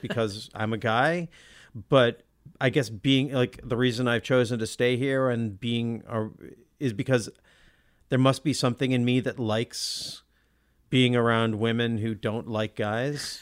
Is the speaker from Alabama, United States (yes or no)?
no; Olympia, Washington, United States; Brian and I grew up in Olympia.